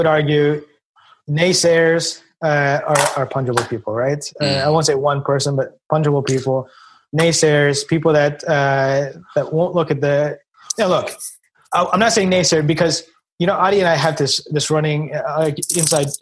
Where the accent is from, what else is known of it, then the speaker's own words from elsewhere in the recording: United States; also born or lived in India; We moved to the United States. I think I was about 2.5 at the time.